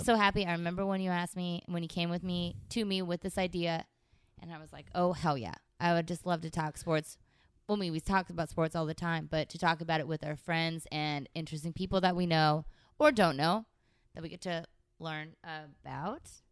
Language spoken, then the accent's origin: English; San Francisco Bay Area, California, United States; now in Los Angeles, United States; I'm from the San Francisco Bay Area